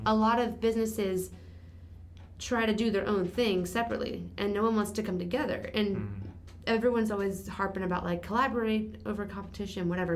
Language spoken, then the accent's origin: English; Phoenix, Arizona, United States; now in Baton Rouge, United States; I grew up in Phoenix, and I whole family's from Louisiana